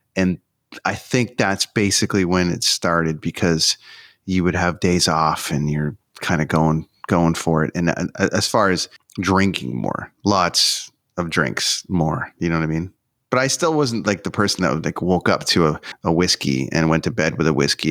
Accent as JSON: {"language": "English", "country": "Canada", "said": "I'm from Canada"}